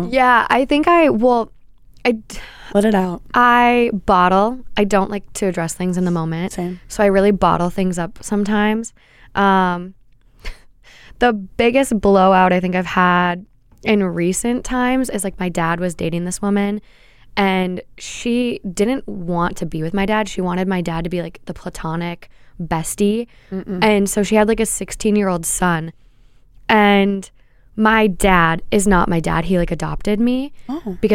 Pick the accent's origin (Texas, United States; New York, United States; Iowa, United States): New York, United States; New York City; I don't know if it's because I'm from Brooklyn